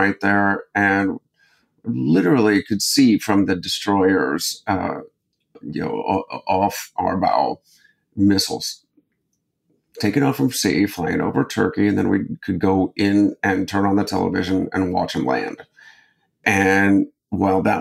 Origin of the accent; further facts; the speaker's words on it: Akron, Ohio, United States; I grew up in Akron, Ohio